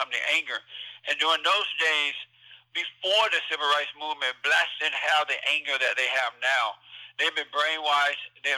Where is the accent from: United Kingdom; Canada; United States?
United States; Alabama; moved away as an adult; now in California, United States; I grew up in Alabama. I was born on a plantation down there, and I grew up under the Jim Crow laws